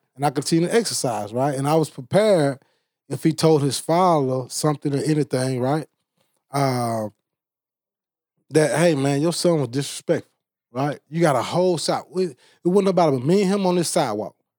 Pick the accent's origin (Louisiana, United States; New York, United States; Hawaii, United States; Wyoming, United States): Louisiana, United States; Bastrop; I'm from Bastrop, Louisiana